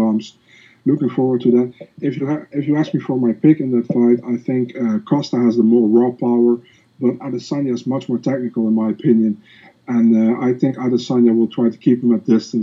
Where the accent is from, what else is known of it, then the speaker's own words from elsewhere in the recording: Netherlands; English is a second language; I'm not from the U.S. I'm from the Netherlands.